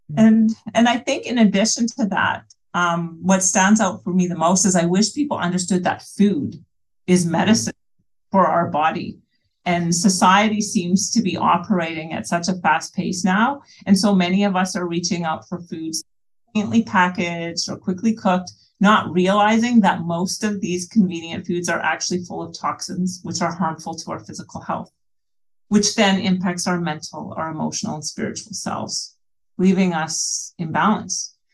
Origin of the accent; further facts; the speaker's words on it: British Columbia, Canada; also born or lived in Sucker Creek First Nation, Alberta; now in New Brunswick, Canada; I'm from British Columbia.